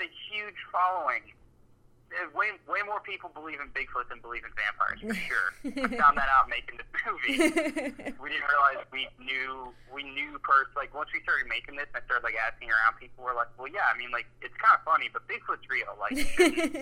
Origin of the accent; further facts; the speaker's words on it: Georgia, United States; we're from Georgia